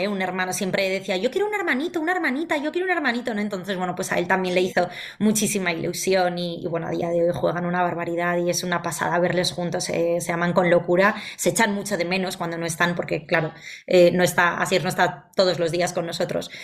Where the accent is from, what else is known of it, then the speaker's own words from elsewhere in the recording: Valencia, Valencian Community, Spain; moved away as an adult; now in Madrid, Spain; yo soy de Valencia, pero llevo ya 12 años viviendo en Madrid